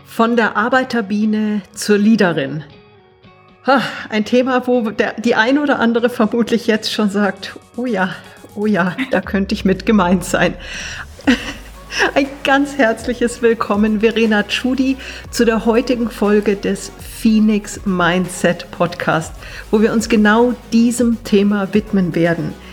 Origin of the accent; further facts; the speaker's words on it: Germany; now in Austria; ich bin Deutsche, sitze in Österreich